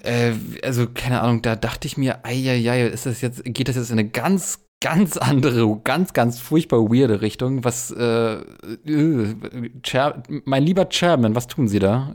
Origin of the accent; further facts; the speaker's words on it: Berlin, Germany; ich bin ja Berliner